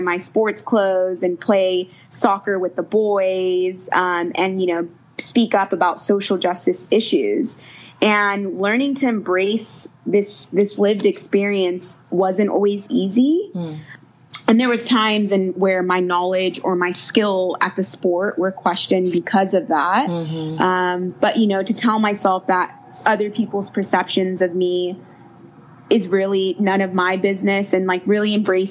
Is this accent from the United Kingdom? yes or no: no; United States; moved away as an adult; now in South Africa; being an American and finding myself in South Africa